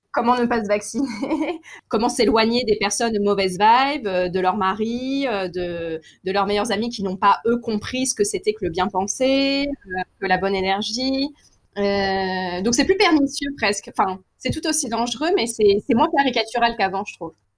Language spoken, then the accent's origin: French; Paris, Île-de-France, France; je suis parisienne